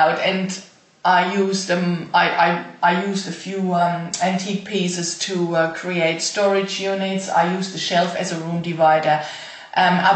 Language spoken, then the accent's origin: English; Germany; moved away as an adult; I was born and raised in Germany and lived there until 6 years ago